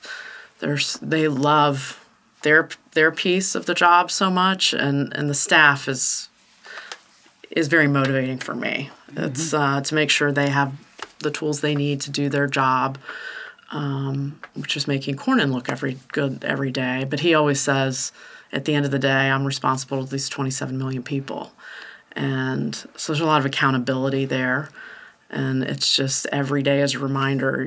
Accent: Texas, United States; now in Washington, United States; Texas. It's home

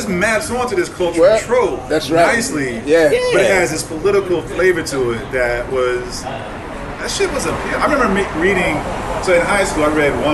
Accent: Kansas City, United States; also born or lived in Ohio; I'm from Kansas City

